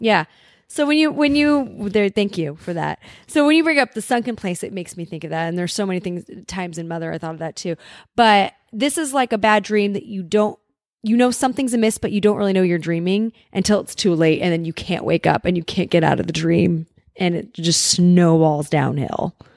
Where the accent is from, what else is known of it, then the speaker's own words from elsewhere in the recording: Los Angeles, California, United States; having grown up, grown up in Los Angeles or in the suburbs of L A, we are somewhat segregated out here